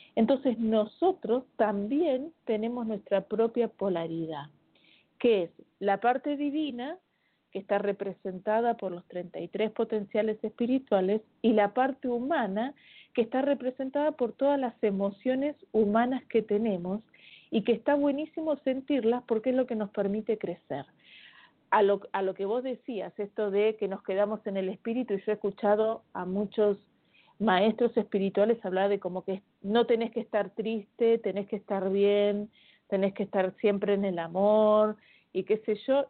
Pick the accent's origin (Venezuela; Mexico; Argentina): Argentina; accent: Argentine; moved away as an adult; now in Chile; hablo como argentina, pero hace 14 años que vivo en Chile